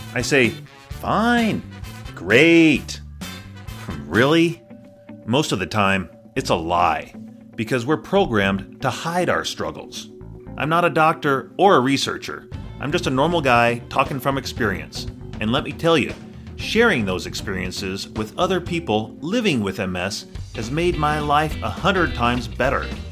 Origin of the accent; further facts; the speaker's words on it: Colorado, United States; I'm from Colorado.